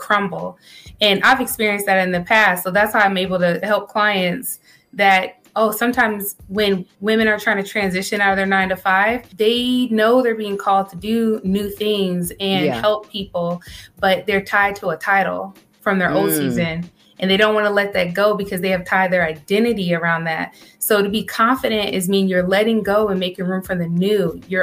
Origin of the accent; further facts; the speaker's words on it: Maryland, United States; now in Texas, United States; I am from Maryland. However, we're currently residing in Texas.